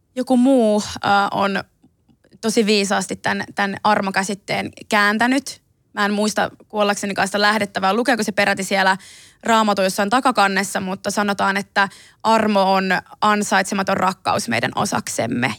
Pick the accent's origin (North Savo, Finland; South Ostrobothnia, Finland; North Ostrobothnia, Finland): South Ostrobothnia, Finland; Ilmajoki; first language Finnish; also born or lived in Belgrade, Serbia; mähän on itse asunut Ilmajoella 12 000 asukkaan pikkukylässä Etelä-Pohjanmaalla